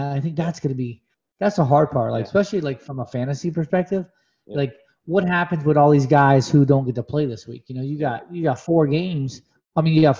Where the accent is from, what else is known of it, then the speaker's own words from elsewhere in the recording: Rochester, New York, United States; I'm from Rochester, right? So I'm 30 minutes north of Buffalo.